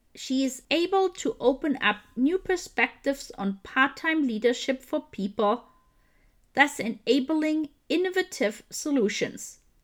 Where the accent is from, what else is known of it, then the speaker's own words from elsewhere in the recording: Munich, Bavaria, Germany; moved away; I grew up in Munich too.